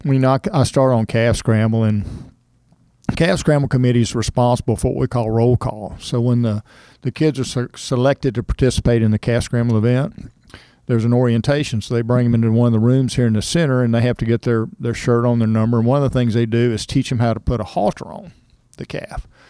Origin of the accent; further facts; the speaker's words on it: Cypress, Texas, United States; I grew up in Cypress, Texas, so it was fairly rural.